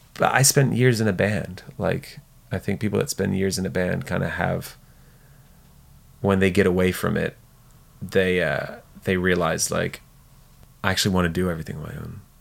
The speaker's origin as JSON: {"language": "English", "region": "south of France", "country": "France", "tie": "born or raised there", "moved": "yes", "said": "we grew up in the South of France"}